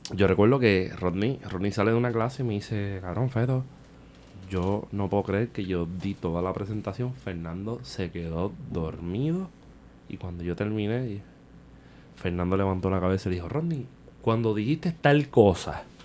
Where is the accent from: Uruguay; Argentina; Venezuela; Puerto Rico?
Puerto Rico; Vega Baja; yo me crié en los 90 en Vega Baja